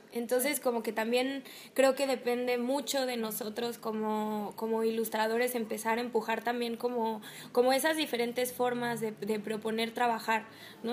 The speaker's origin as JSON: {"language": "Spanish", "country": "Mexico", "said": "En México tenemos eh, materias obligatorias y materias optativas, que nosotros los dos estudiamos en la UNAM"}